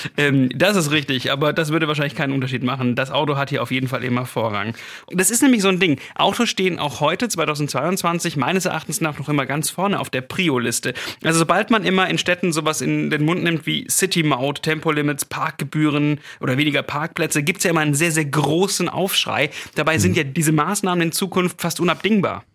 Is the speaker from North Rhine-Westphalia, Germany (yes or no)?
no; Stuttgart, Baden-Württemberg, Germany; Als Stuttgarter